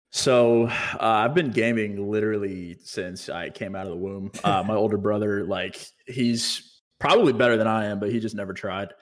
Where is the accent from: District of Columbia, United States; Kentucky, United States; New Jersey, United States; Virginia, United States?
Virginia, United States; moved away as an adult; also born or lived in California; now in Texas, United States; So I moved back home to Virginia and then I moved from Virginia here.